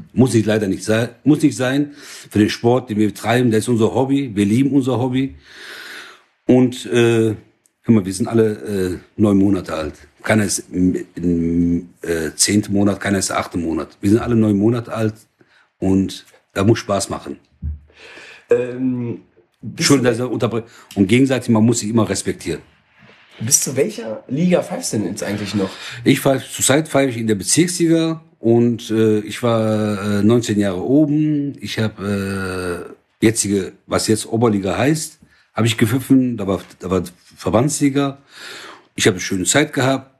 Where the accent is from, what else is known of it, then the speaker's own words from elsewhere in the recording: Oberhausen, North Rhine-Westphalia, Germany; Seit 1970 in Deutschland. Deutschland ist mein Heimatland. Oberhausen am meisten